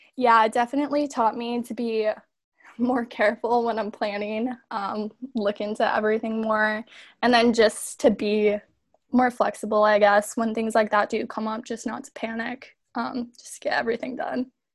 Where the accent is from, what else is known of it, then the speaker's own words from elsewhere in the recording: Chicago, Illinois, United States; I am from Chicago